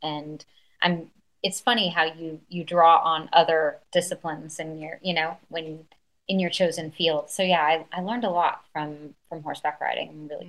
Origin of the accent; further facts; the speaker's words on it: London, United Kingdom; I think one thing that I loved about growing up in London, I went to a school that people didn't stay for a very long time.